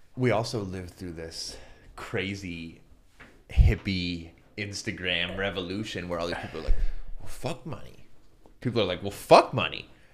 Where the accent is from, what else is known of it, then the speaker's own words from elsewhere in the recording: Castalia, Ohio, United States; also born or lived in Cleveland, Ohio / Santa Barbara, California / Hawaii; I'm from Castelia, which is behind you